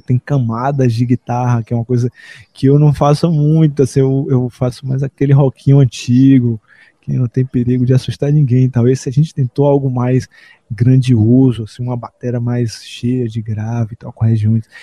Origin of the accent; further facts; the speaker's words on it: Salvador, Bahia, Brazil; Eu sou nascido em Salvador, Bahia, um outro berço cultural brasileiro